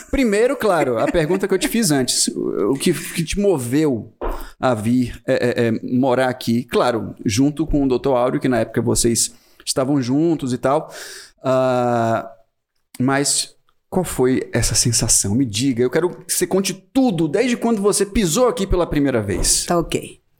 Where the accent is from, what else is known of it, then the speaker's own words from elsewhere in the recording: Chile; moved away as an adult; now in Vale do Capão, Brazil; Sou chilena.